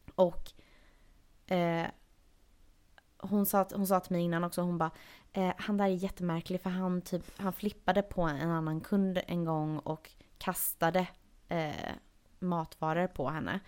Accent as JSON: {"language": "Swedish", "country": "Sweden", "moved": "yes", "said": "hör han väl någonting i min accent och frågar vart jag är ifrån. Och säger att jag är från Sverige"}